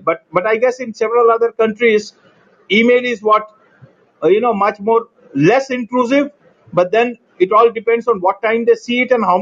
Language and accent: English; New Delhi, Delhi, India; I'm from India. And India, yeah, New Delhi. New Delhi, to be exact.